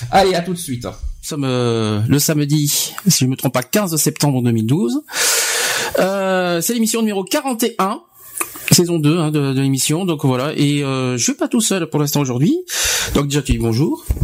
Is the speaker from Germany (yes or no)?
no; Sisteron, Provence-Alpes-Côte d'Azur, France; accent: southern (sud-est); now in Bordeaux, France; Non, je ne suis pas de Bordeaux je suis de Sisteron.